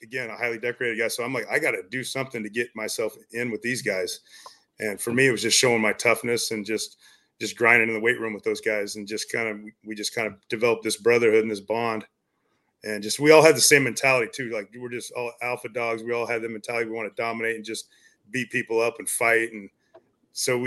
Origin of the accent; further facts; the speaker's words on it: Hastings, Nebraska, United States; I went to high school at Hastings, Nebraska